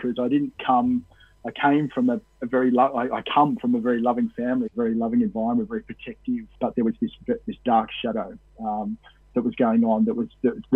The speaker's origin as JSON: {"language": "English", "town": "Cowra", "region": "New South Wales", "country": "Australia", "tie": "born or raised there", "said": "rugby union, the rugby league, were the two major sports in Cowra, where I grew up, and and I ended up being a publican back in my hometown there for a while."}